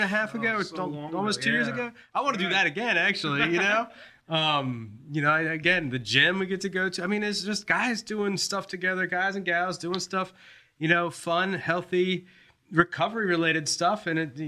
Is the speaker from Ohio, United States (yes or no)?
no; D.C., Northern Virginia, United States; moved away as an adult; I'm from Northern Virginia, D.C.